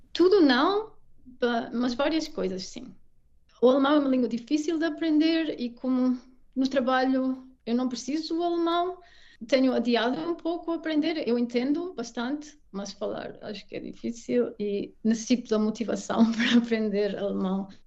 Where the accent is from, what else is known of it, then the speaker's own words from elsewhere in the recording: Portugal; moved away as an adult; also born or lived in England / Belgium / Brazil / Mexico; now in Munich, Germany; crescendo em Portugal